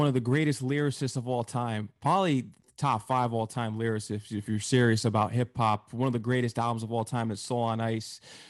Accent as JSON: {"language": "English", "region": "Connecticut", "country": "United States", "said": "I'm from Connecticut, actually, and located in the tri-state area of New York."}